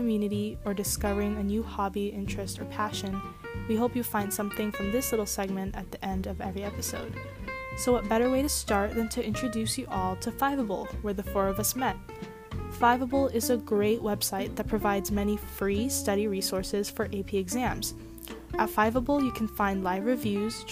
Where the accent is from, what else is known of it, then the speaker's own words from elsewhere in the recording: Los Angeles, California, United States; I'm in 12th grade and I'm from Los Angeles, California